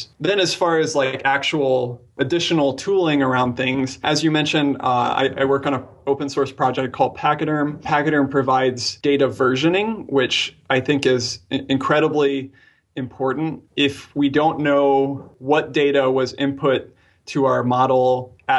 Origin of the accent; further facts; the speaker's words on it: Albuquerque, New Mexico, United States; I was born in Albuquerque, New Mexico